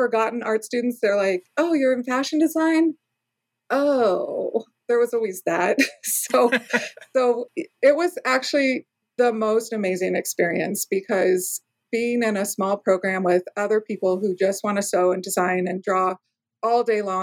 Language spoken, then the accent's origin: English; Southern California, United States; also born or lived in East Coast; now in Oregon, United States; I grew up in Southern California and I live in Oregon now. I did a 10-year stint on the East Coast